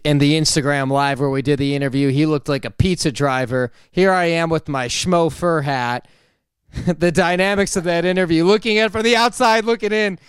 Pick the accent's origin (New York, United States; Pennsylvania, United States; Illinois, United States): Illinois, United States; Chicago; moved away; I'm from Chicago.